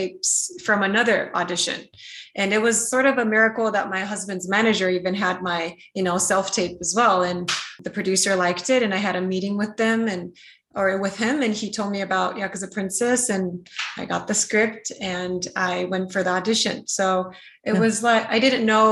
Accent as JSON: {"language": "English", "country": "Japan", "tie": "born or raised there", "also_born_or_lived": "United States", "said": "I was born in America and I grew up in Japan"}